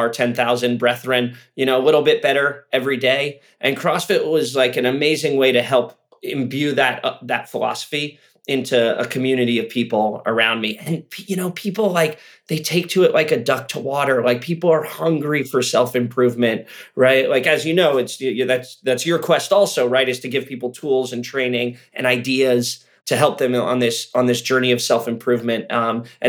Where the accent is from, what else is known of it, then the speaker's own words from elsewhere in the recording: Santa Cruz, California, United States; moved away; I'm actually from Santa Cruz originally.